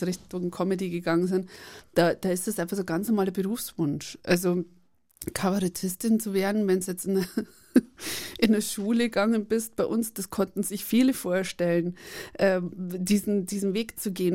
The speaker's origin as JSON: {"language": "German", "region": "Bavaria", "country": "Germany", "said": "ich komme einfach aus Bayern, wir sprechen alles falsch ja, aus"}